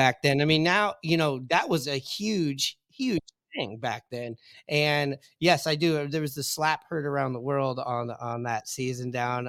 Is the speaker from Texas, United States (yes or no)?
no; Seattle, Washington, United States; I grew up in Seattle, went to Ballard High School.